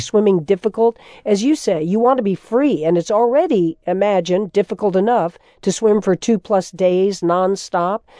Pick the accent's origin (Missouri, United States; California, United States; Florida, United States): Florida, United States; That was my home state, also of Florida. I grew up as a kid during the Revolution, looking out over that water